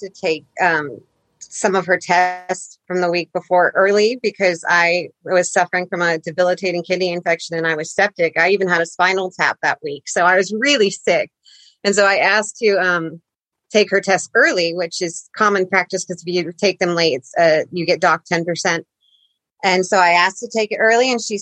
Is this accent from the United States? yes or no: yes; Utah, United States; moved away as an adult; also born or lived in Coos Bay, Oregon; I'm from Utah